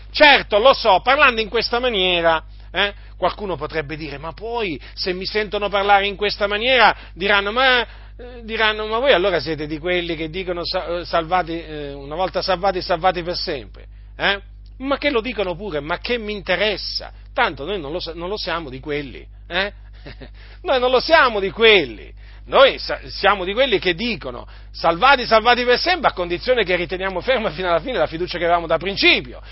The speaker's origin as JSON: {"language": "Italian", "town": "Noyon", "region": "Hauts-de-France", "country": "France", "tie": "born or raised there", "said": "sono nato, sono nato nella stessa città dove è nato Calvino"}